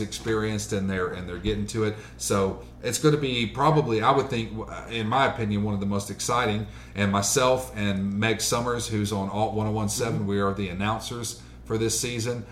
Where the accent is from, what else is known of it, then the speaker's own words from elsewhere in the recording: Columbus, Mississippi, United States; also born or lived in Maryland; I was born in Maryland, but I, did, I was raised here in Columbus, yeah. Mississippi. I was raised in the South.